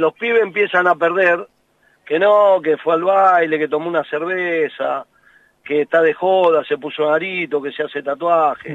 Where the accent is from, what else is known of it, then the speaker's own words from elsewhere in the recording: Argentina; nosotros somos así, los argentinos, por todos, yo me incluyo